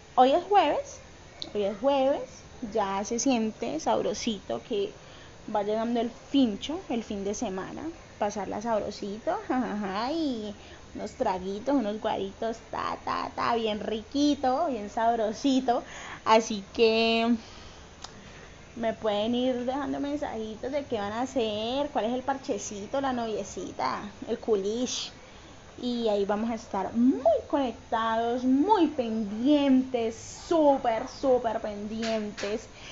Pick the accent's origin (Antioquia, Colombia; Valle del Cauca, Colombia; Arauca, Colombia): Valle del Cauca, Colombia; Cali; yo soy de Cali, Colombia